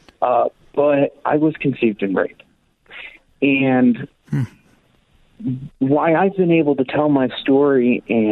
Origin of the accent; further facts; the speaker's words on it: West Coast, United States; I was born out on the West Coast in 1991, and was placed for adoption in an open adoption